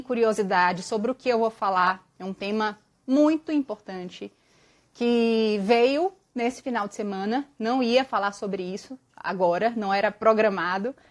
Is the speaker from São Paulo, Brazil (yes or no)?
no; Bahia, Brazil; moved away; eu mato a saudade da minha terra, que eu tô dois anos sem visitar